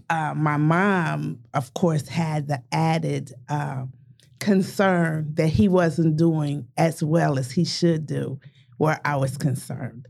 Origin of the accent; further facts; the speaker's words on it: Tulsa, Oklahoma, United States; both born and raised in North Tulsa